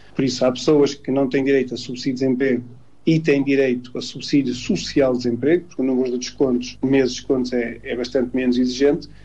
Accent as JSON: {"language": "Portuguese", "country": "Portugal", "said": "todos nós que somos portugueses"}